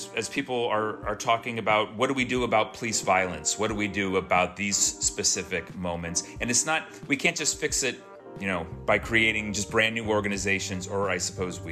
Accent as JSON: {"language": "English", "town": "Oakland", "region": "California", "country": "United States", "moved": "yes", "lives_now": "North Carolina, United States", "said": "I am from Oakland"}